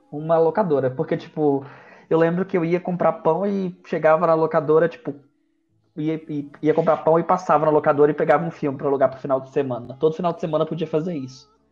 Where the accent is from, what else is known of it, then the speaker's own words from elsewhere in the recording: Sete Lagoas, Minas Gerais, Brazil; born there; also born or lived in Natal; Eu nasci em Sete Lagoas, depois eu fui morar em Natal.